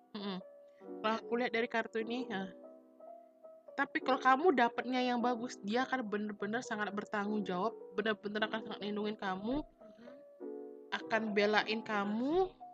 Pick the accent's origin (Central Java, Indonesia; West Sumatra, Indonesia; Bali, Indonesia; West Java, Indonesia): Bali, Indonesia; aku orang Bali